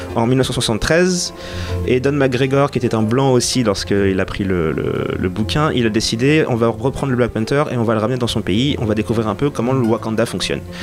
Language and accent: French; Senegal; quand j'étais ado, j'habitais au Sénégal